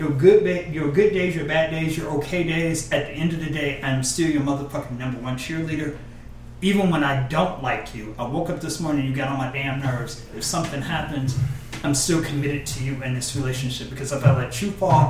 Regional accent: Detroit, Michigan, United States; I'm the oldest of five, I grew up in Detroit, well, whatever.

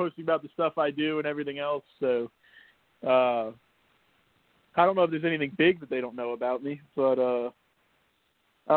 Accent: New Jersey, United States; I'm actually from New Jersey

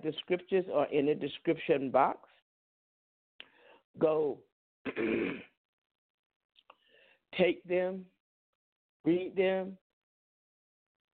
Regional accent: the South, United States; accent: southern; that's my southern accent.

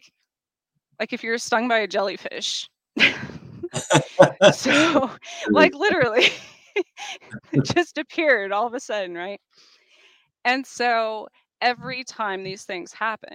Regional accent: Roswell, New Mexico, United States; I was born outside of Roswell

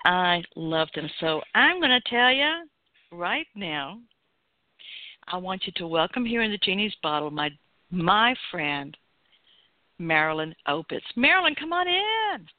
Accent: Atlanta, Georgia, United States; Growing up in the South in Atlanta

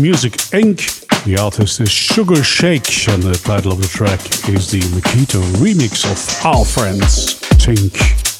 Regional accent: Leuven, Flanders, Belgium; I'm from Leuven. That's in Belgium, if you didn't knew that already.

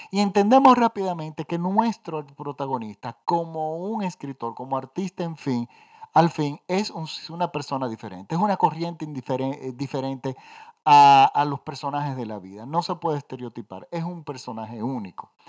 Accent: Dominican Republic; Yo soy dominicano, y yo tengo un tío que se fue en el año 52 o 53 aproximadamente de la República Dominicana

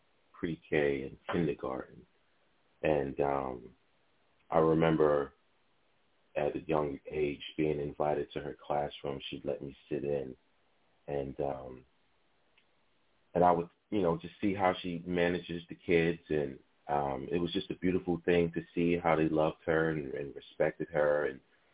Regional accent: New York City, New York, United States; I'm from Harlem

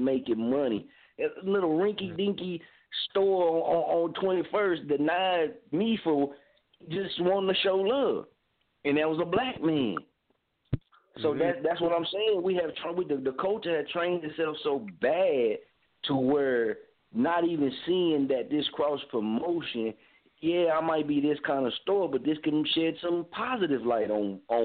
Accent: Muskogee, Oklahoma, United States; my hometown, Muskogee

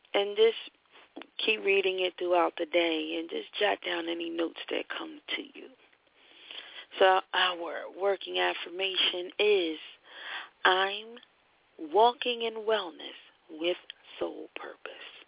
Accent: Philadelphia, Pennsylvania, United States; I'm from Philadelphia, and Temple is one of our schools.

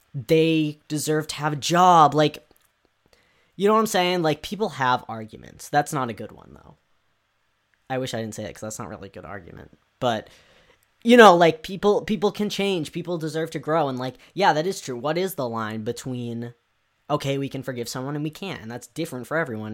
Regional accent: United States; I can only speak as an American

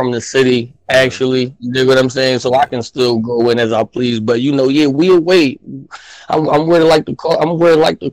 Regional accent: Philadelphia, Pennsylvania, United States; I'm from Philly

